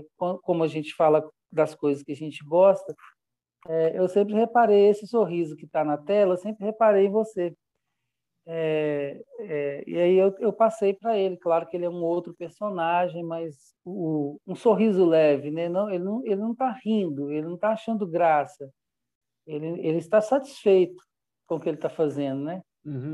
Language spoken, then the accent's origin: Portuguese; Belo Horizonte, Minas Gerais, Brazil; also born or lived in Goiás; now in São Bartolomeu, Brazil; eu sou mineiro, e fiz uma pesquisa entre os lugares mais próximos a Belo Horizonte, que é a minha cidade natal